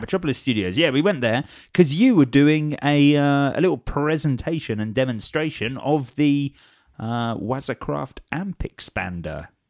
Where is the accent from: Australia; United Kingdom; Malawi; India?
United Kingdom; Watford, East of England; I'm from Watford